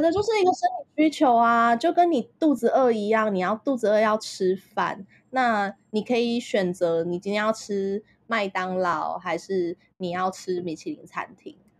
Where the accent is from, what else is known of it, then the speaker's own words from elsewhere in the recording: Taipei, Taiwan; 我就是出生在台湾，然后小地方，然后，呃，其实我是台北人啦